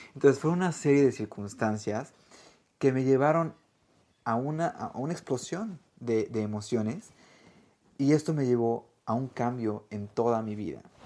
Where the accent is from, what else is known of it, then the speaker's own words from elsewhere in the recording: Mexico; now in Australia; soy chef mexicano y por el momento vivo en Australia